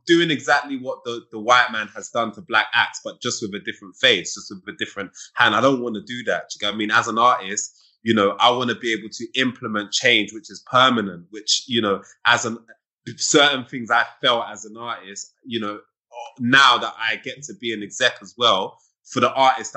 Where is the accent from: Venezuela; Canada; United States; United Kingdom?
United Kingdom; I'm a British person.